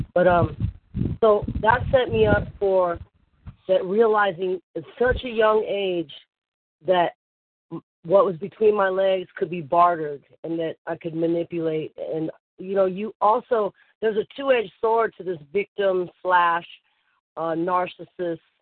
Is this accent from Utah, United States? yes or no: no; Bay Area, California, United States; moved away as an adult; I grew up in the Bay Area